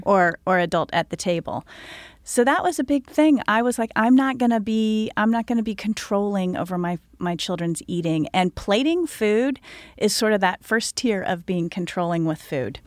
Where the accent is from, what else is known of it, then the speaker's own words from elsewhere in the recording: Indiana, United States; I was born and raised in Indiana